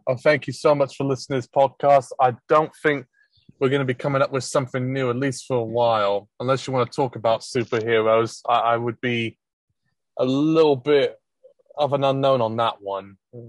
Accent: England, United Kingdom; But in my time growing up in England, I was never carded or was told you can't buy this album because it's parental advisory.

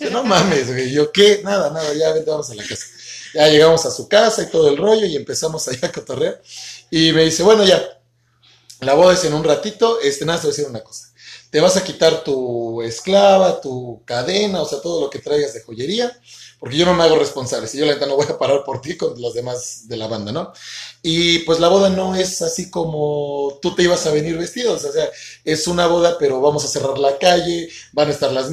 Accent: Mexico City, Mexico; chilango, la neta los amo y también los extraño.

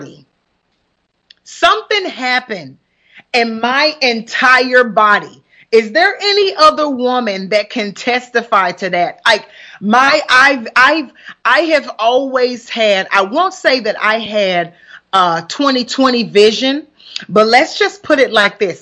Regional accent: Huntsville, Alabama, United States; accent: country; moved away as an adult; also born or lived in Columbus, Ohio; now in Bermuda; I'm born and raised from Huntsville, Alabama. And so that's why you hear the country accent that's coming

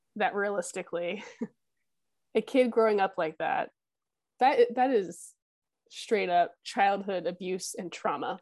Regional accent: United States; as an American

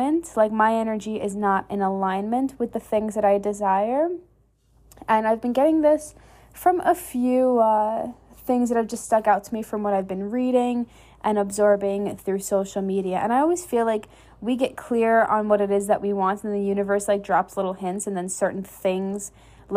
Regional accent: New York, United States; now in Texas, United States; I'm initially from New York, so like I'm normally used to cold and snow and ice

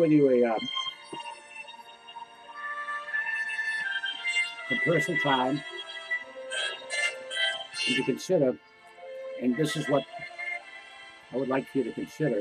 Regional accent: United States; I am an American citizen, a very proud American citizen

